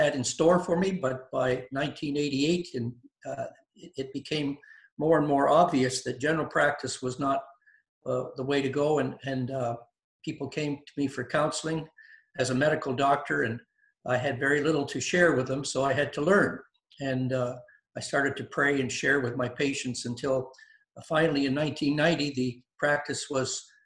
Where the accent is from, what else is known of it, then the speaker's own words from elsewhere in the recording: Windsor, Ontario, Canada; I was raised in Windsor, Ontario